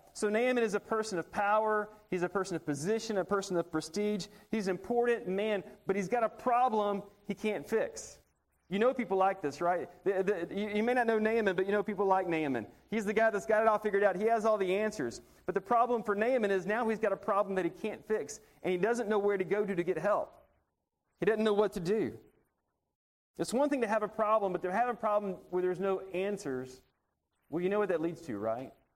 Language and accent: English; Montgomery, Alabama, United States; moved away; When I was growing up, I grew up in Montgomery, Alabama.